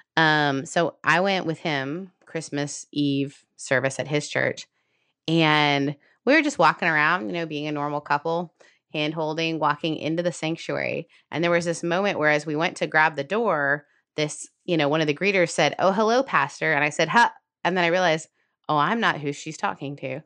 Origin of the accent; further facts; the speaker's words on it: Canada; I'm Canadian